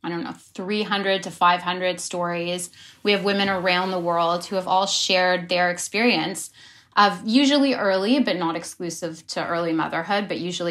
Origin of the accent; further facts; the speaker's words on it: Toronto, Ontario, Canada; we grew up in Toronto